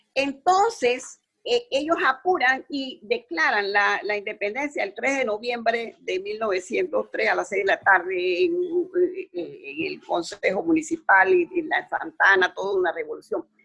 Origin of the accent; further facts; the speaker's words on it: Panama; Nosotros como panameños